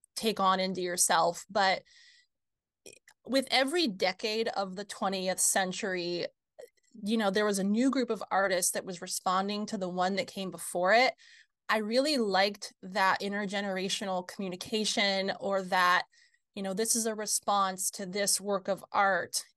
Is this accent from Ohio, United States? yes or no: no; rural area an hour north of Fort Wayne, Midwest, Indiana, United States; now in Fort Wayne, United States; I grew up here in the Midwest, about an hour north of Fort Wayne, rural area